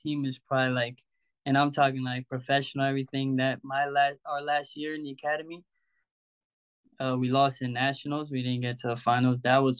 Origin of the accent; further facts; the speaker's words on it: Albertson, New York, United States; playing alongside some really good players I grew up with in Albertson and all that stuff